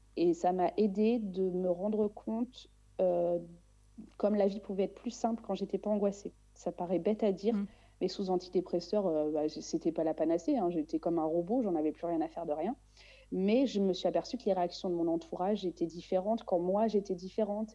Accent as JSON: {"language": "French", "country": "Réunion", "tie": "born or raised there", "said": "je suis née à La Réunion"}